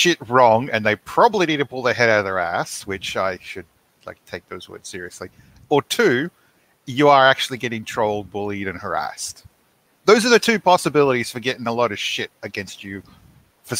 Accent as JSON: {"language": "English", "country": "Australia", "said": "we're Australian, not American"}